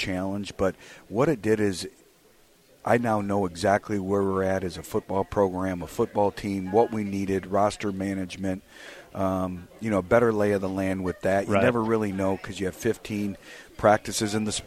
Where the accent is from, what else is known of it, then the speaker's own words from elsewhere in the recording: Michigan, United States; now in Arkansas, United States; I grew up in Michigan